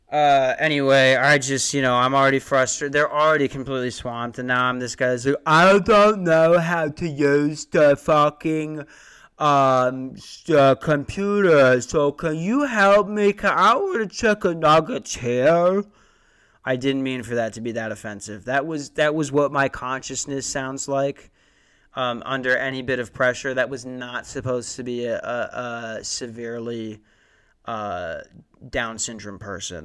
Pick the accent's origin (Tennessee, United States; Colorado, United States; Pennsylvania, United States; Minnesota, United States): Minnesota, United States; Lakeville; moved away; I'm from Lakeville.